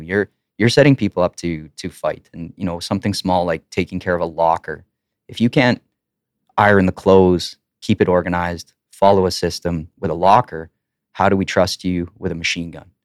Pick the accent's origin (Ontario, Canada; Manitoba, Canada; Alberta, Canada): Alberta, Canada; Lacombe; also born or lived in Ponoka, Alberta; now in Edmonton, Canada; I grew up in Lacombe and Pinoka